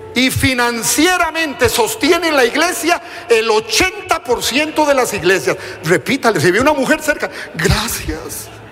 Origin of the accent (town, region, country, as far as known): Costa Rica